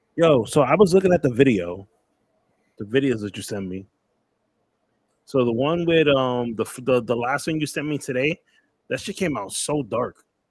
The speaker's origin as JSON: {"language": "English", "town": "New York City", "region": "New York", "country": "United States", "said": "I'm from New York too"}